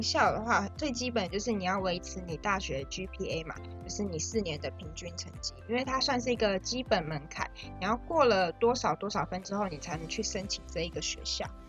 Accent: Taiwan; 我们从小就在台湾长大，然后认识的风情民俗也都是同样的

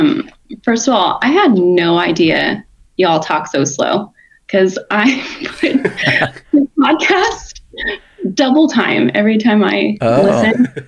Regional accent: California, United States; also born or lived in Oregon; now in Tennessee, United States; We moved to Tennessee from Oregon, originally from California.

